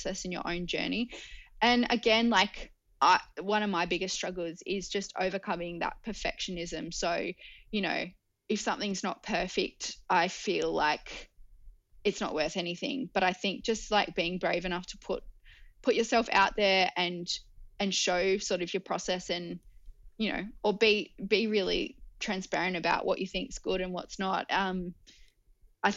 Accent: Newcastle, New South Wales, Australia; We're actually all from Newcastle

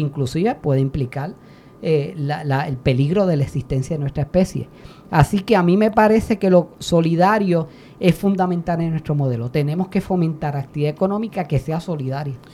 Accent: Puerto Rico; como puertorriqueños y puertorriqueñas

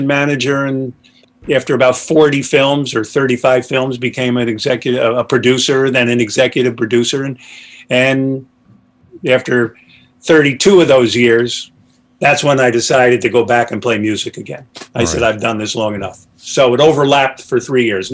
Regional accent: Poughkeepsie, New York, United States; I grew up in Poughkeepsie, New York, and I was living in New York City

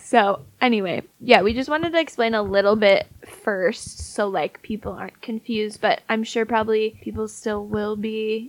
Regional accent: northwest suburbs of Chicago, Illinois, United States; We're from the northwest suburbs of Chicago.

